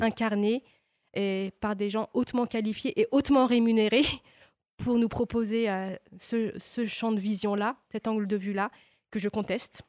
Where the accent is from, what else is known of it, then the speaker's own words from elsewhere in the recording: Oran, Oran Province, Algeria; moved away as an adult; also born or lived in Dijon, France; dans ma région, à Oran, puisque j'ai grandi à Oran